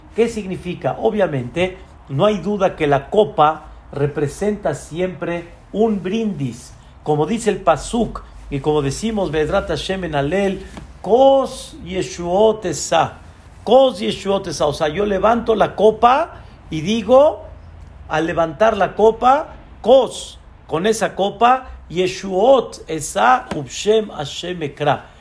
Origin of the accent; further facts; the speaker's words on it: Mexico; Así como nosotros somos mexicanos